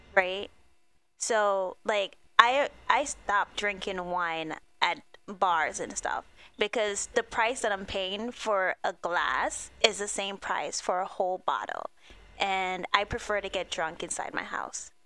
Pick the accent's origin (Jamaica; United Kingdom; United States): United States; New York City, New York; we're New Yorkers